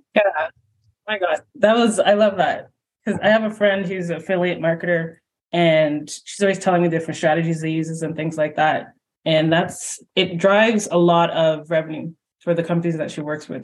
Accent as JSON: {"language": "English", "country": "Canada", "lives_now": "Toronto, Canada", "said": "I'm in Toronto and I'm Canadian"}